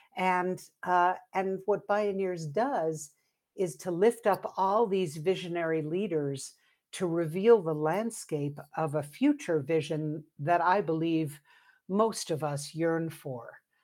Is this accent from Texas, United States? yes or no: no; New York City, New York, United States; now in Santa Fe, United States; I grew up in New York City